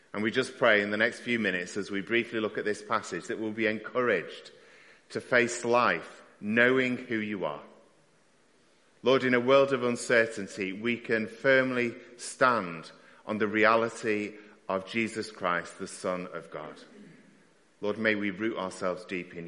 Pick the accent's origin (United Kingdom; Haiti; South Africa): United Kingdom; Stockport, North West England; my hometown team were playing. So we went to Wrexham to watch Wrexham versus Stockport County